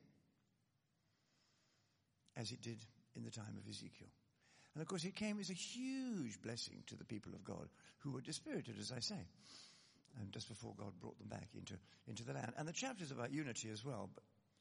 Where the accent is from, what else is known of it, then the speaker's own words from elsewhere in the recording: Scotland, United Kingdom; I come, as you may have gathered by now, I come from Scotland.